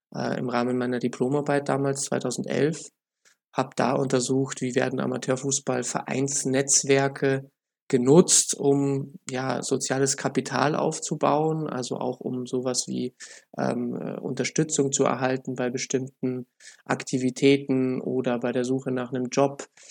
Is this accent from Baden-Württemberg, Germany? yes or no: no; Munich, Bavaria, Germany; ich bin ja Münchner